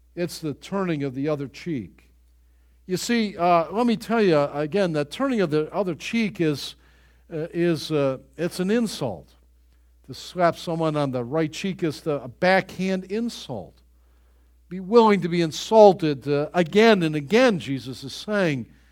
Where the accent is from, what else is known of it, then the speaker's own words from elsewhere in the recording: Buffalo, New York, United States; growing up in Greater Buffalo, New York